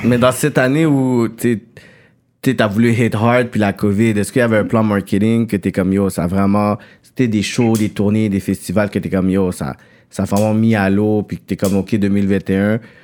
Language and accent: French; Montreal, Quebec, Canada; also born or lived in Saint-Michel, Montreal; j'ai habité toute ma vie Pierre Fond, mais tu sais, je suis né à Saint-Michel